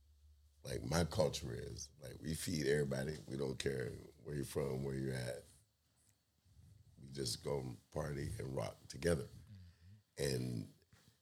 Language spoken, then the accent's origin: English; South Florida, United States; moved away; I am from South Florida.